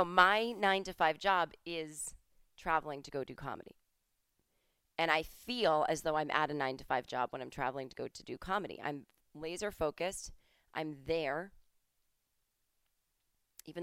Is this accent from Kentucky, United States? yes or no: no; Massachusetts, United States; I'm from Massachusetts.